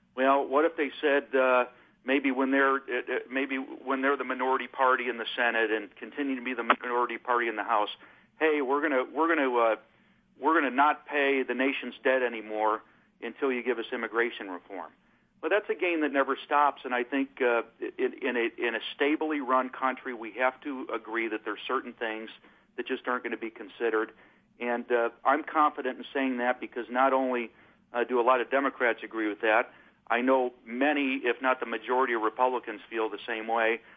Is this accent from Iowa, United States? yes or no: no; Michigan City, Indiana, United States; I'm actually up here in my hometown of Michigan City